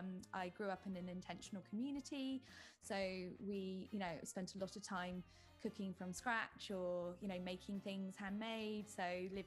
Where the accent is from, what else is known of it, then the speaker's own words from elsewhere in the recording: United Kingdom; it's funny for me being a British woman coming back to the UK kind of as an adult and sort of seeing how British people live was quite interesting